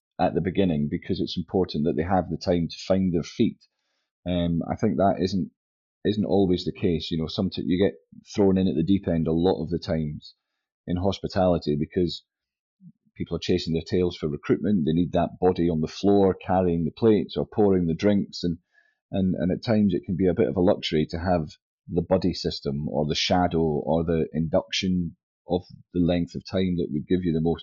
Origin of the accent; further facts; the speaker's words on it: St Andrews, Scotland, United Kingdom; also born or lived in England / Wales / Kingsbarns / Edinburgh; Originally, I was born in St Andrews